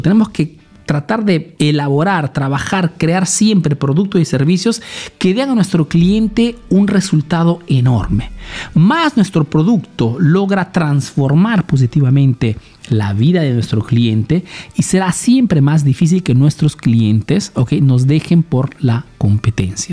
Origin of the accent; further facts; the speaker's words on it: Peru; now in Italy; soy un emprendedor peruano que vive ese negocio en Italia